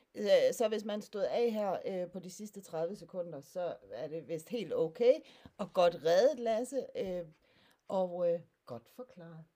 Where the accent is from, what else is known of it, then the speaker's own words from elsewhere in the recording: Sønder Stenderup, Southern Denmark, Denmark; jeg kommer fra Sønder Stenop, der ligger lidt syd for Kolding, på grænsen mellem øh, Sønderjylland og Midtjylland